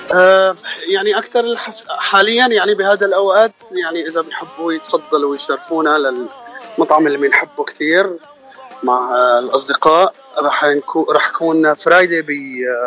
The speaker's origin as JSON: {"language": "Arabic", "town": "Aleppo", "region": "Aleppo Governorate", "country": "Syria", "moved": "as an adult", "lives_now": "United States", "said": "انا من حلب عمري 32 سنه"}